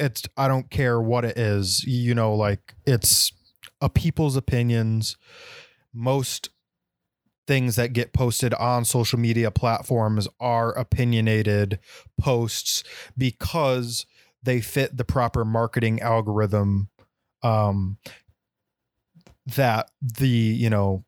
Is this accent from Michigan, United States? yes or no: no; Texas, United States; born there; I was born in Texas, y'all.